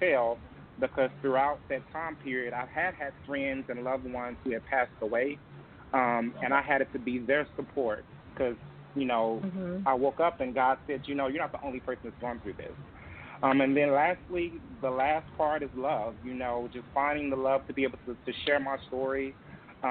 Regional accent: Tennessee, United States; moved away; back in my hometown and in Tennessee

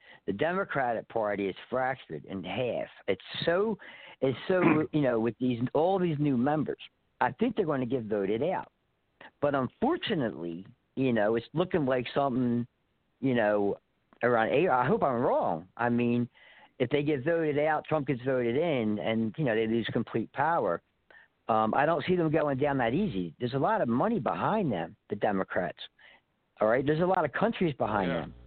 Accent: Philadelphia, Pennsylvania, United States; moved away; I was born and raised in Philadelphia

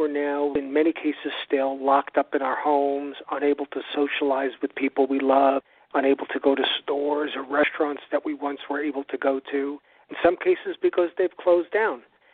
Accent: New York City, New York, United States; also born or lived in Long Island, New York; I was raised on the North Shore of Long Island and in New York City

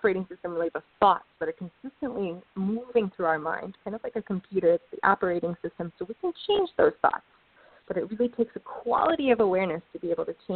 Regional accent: Ann Arbor, Michigan, United States; I grew up in Ann Arbor

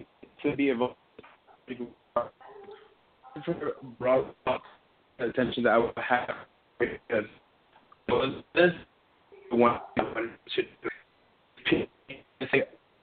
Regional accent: New York, United States; also born or lived in Trinidad; I'm originally from Trinidad, and I moved from Trinidad when I was 4 to Soho, New York.

